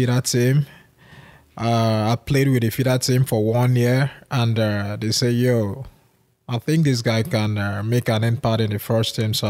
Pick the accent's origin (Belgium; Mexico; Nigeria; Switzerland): Nigeria; Boko, Benue; I was born and raised in Benue State, Boko to be precise.